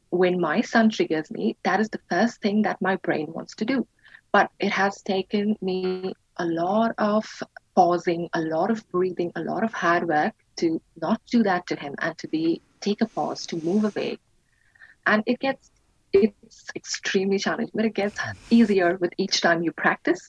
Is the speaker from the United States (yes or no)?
no; India; moved away; I was brought up in India. I right. um, was born and raised in India